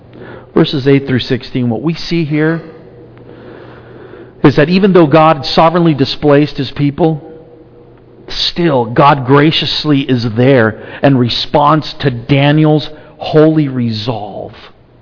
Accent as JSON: {"language": "English", "country": "Argentina", "moved": "yes", "lives_now": "United States", "said": "When we came from Argentina, we pretty much assimilated. I mean, I could still speak Spanish, but it was not what we spoke at home, really."}